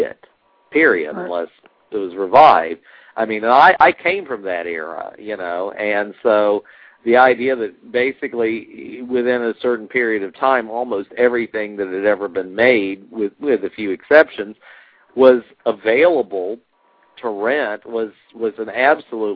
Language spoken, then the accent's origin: English; Jacksonville, Florida, United States; now in California, United States; my hometown of Jacksonville, Florida